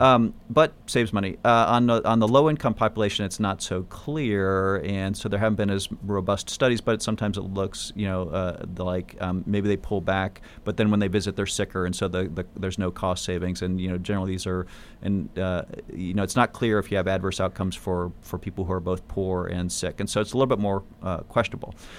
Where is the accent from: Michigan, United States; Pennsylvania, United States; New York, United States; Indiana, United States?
Michigan, United States; moved away as an adult; also born or lived in California / Pacific Northwest; I grew up in Michigan